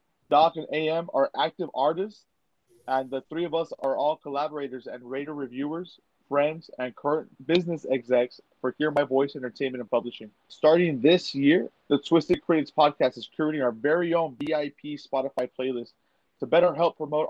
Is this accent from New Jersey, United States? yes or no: no; Brownsville, Texas, United States; I'm from Brownsville, Texas, the southernmost tip of Texas.